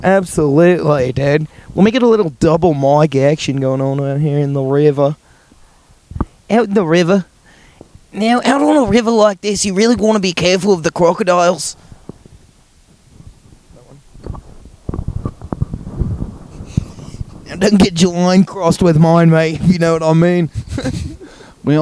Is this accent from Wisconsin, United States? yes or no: no; Valley California, United States; accent: Valley Californian; I feel like my normal accent is, like, already enough, like, Valley Californian.